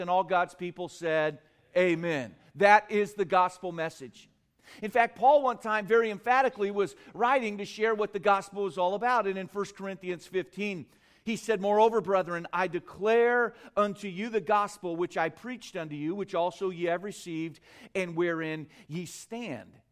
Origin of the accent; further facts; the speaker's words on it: United States; I'm from America.